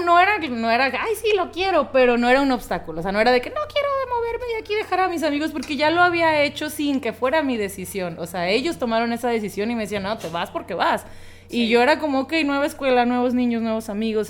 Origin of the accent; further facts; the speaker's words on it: Los Mochis, Sinaloa, Mexico; also born or lived in Tijuana; nací en Los Mochis, Sinaloa, que es otro, eh, bueno, otro lugar de aquí de México